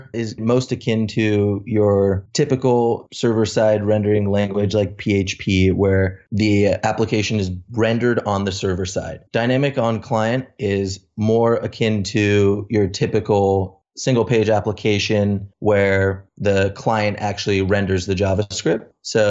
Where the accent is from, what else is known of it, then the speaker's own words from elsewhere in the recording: California, United States; also born or lived in Toronto, Canada; I was born in Toronto, Canada, made my way over to sunny California when I was about 5 years old. You could say I'm a California boy.